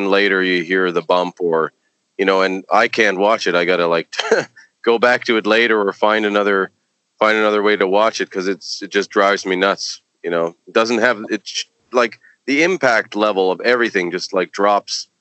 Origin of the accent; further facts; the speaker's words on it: Toronto, Ontario, Canada; moved away; my hometown of Toronto.